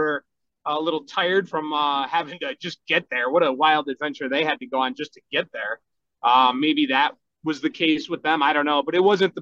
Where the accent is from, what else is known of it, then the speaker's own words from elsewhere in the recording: Bay Village, Ohio, United States; St. Rayfield's where I went grade school and church growing up in Bay Village